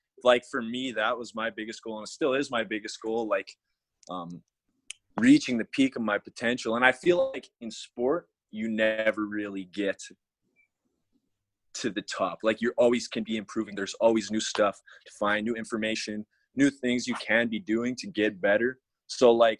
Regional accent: Alberta, Canada; I'm from Alberta, Canada.

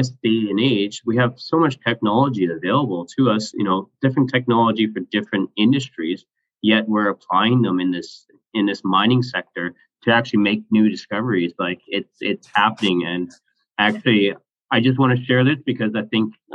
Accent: Canada; I'm Canadian

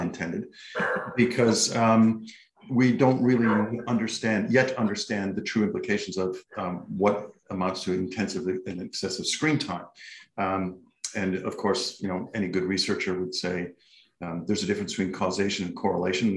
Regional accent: Canada; now in Australia; I'm from Canada originally. I've been in Australia since 1995

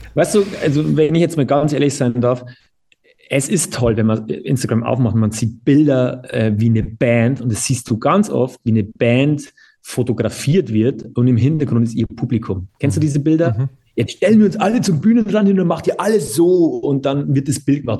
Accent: Bavaria, Germany; bei uns in Bayern

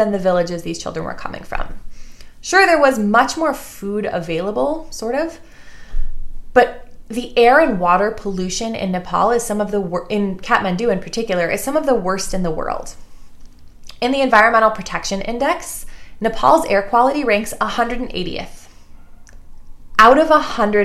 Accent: Glencoe, Illinois, United States; I grew up in Glencoe, right? I grew up in the North Shore of Chicago

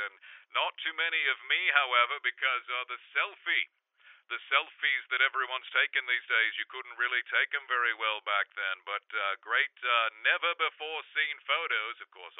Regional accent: Liverpool, North West England, United Kingdom; A lot of people growing up in Liverpool, you never owned your own camera for taking photographs.

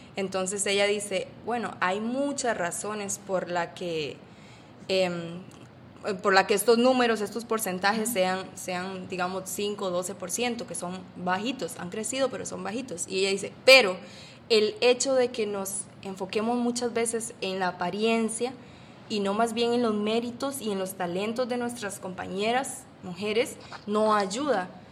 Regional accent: Costa Rica; moved away as an adult; now in Panama; soy de Costa Rica

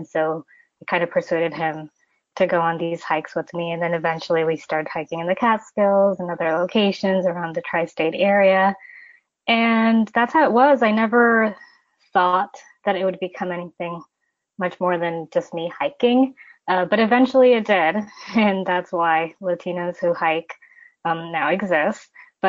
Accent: Ecuador; also born or lived in United States; I'm originally from Ecuador, and I've kind of lived my life in between Ecuador and the United States, a little bit of background information.

